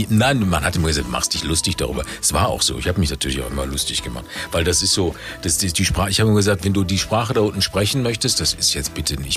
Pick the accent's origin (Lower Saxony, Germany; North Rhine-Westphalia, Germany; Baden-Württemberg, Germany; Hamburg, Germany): North Rhine-Westphalia, Germany; moved away as an adult; also born or lived in Karlsruhe, Baden; aus NRW komme ich.